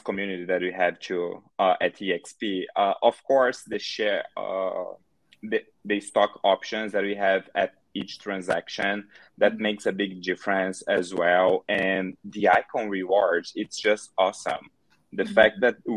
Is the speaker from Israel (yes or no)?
no; Brazil; English is a second language; moved away as an adult; now in Chicago, United States; I'm originally from Brazil, but I moved here to Chicago, Illinois, 4 years ago. And when I first moved here, I had like no English at all.